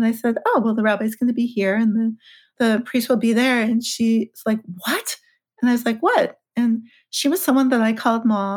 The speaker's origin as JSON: {"language": "English", "town": "Los Angeles", "region": "California", "country": "United States", "said": "I'm from LA, I'm from California"}